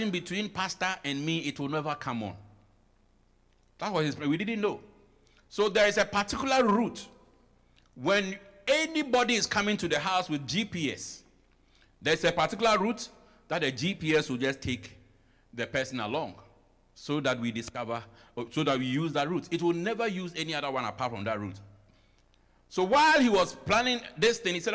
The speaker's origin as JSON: {"language": "English", "country": "Ghana", "moved": "as an adult", "lives_now": "United States", "said": "I am fully African, I'm fully Ghanaian, I only came here."}